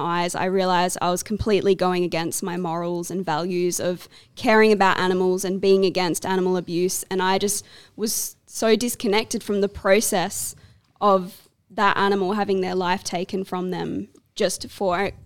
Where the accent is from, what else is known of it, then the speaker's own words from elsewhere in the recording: Perth, Western Australia, Australia; I grew up here in Perth, in Frio